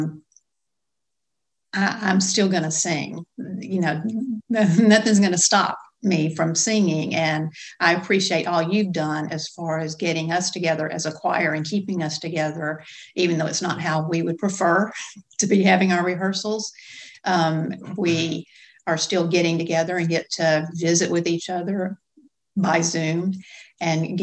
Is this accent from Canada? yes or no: no; Gadsden, Alabama, United States; I grew up in Gadsden